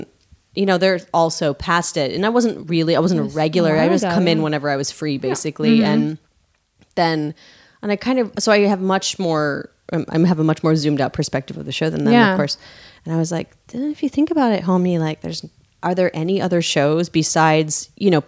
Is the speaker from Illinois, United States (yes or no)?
yes; Joliet, Illinois, United States; also born or lived in Chicago; I grew up as a classical musician in Joliet, Illinois